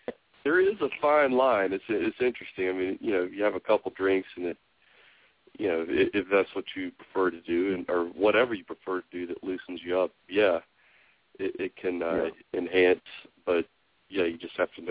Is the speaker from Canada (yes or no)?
no; Tennessee, United States; I'm from Tennessee